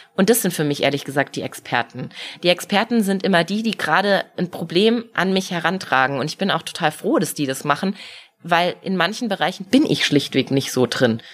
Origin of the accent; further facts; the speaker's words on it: Munich, Bavaria, Germany; Natürlich, ich bin hier in München geboren, ich bin hier aufgewachsen